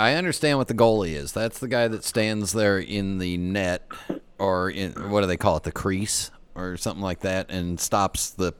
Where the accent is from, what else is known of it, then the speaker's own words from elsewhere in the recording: Los Angeles, California, United States; I grew up in Los Angeles